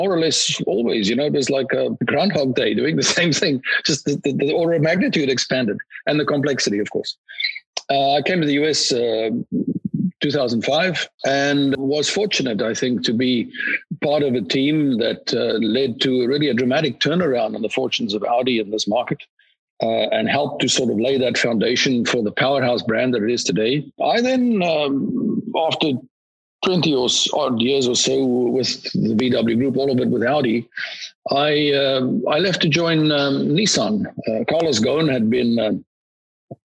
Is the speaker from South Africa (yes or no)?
yes; South Africa; moved away; I'm a South African national